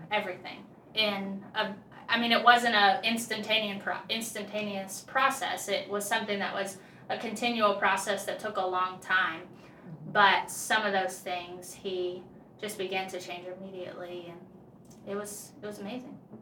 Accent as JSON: {"language": "English", "town": "Okeechobee", "region": "Florida", "country": "United States", "tie": "born or raised there", "moved": "as an adult", "lives_now": "North Carolina, United States", "said": "I was a born and raised there in a small little country town called Okeechobee"}